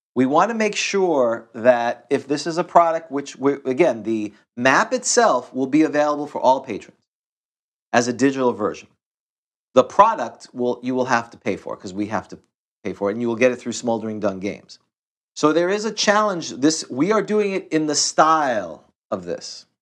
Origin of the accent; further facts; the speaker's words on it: New York City, New York, United States; I grew up in Queens